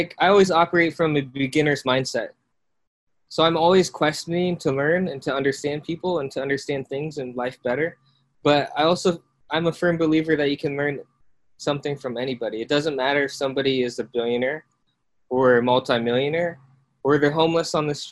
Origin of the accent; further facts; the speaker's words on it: Iowa, United States; also born or lived in South Korea; I was born in South Korea and then adopted by my parents in the States. And then I grew up in Iowa